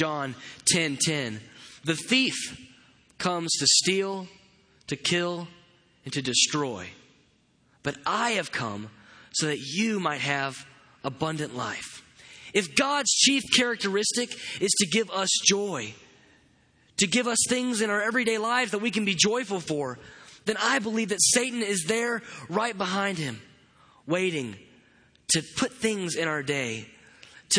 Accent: Katy, Texas, United States; I grew up in Katy, Texas

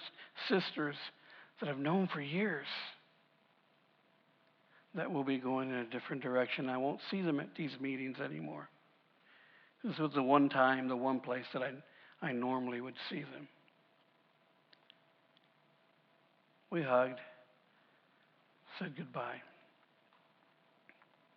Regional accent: United States; I'm a proud American. I love being American. I love the fact that I live in this country

